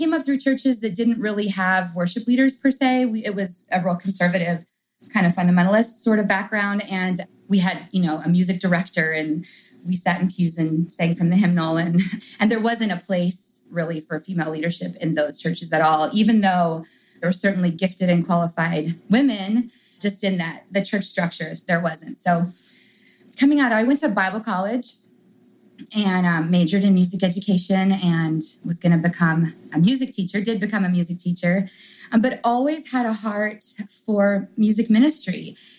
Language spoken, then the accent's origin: English; England, United Kingdom; I grew up in England.